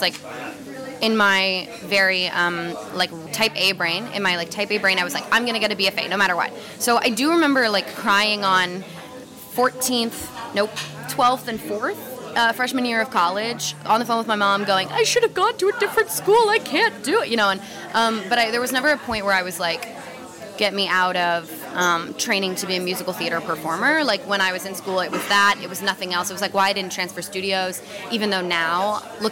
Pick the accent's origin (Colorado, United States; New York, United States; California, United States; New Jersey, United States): California, United States; Southern; I grew up in Southern California in a small little beach town